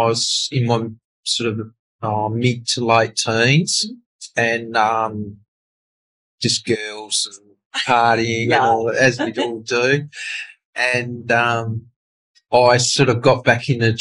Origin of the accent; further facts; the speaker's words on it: Launceston, Tasmania, Australia; I grew up in Summerhill in Launceston